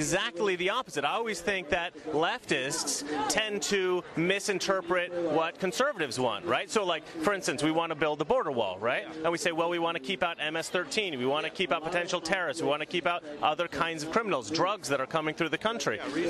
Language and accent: English; Oregon, United States; I'm from Oregon.